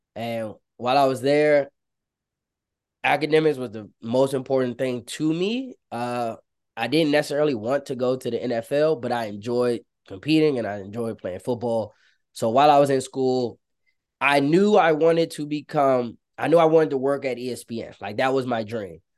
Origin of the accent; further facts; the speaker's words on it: Prince George's County, Maryland, United States; growing up in Prince George's County, Maryland, um, for those that don't know, it's right outside of Washington, D C